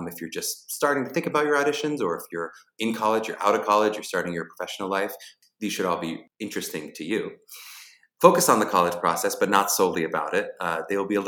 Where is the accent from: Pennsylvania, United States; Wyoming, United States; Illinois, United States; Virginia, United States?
Pennsylvania, United States; Pittsburgh; I'm from Pittsburgh, Pennsylvania.